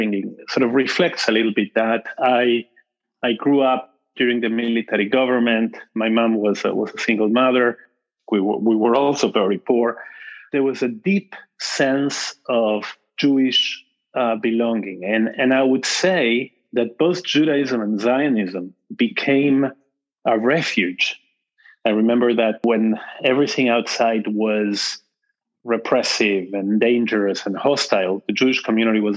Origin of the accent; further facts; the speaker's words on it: Argentina; I was born in Argentina, a family of Polish Jews from both sides.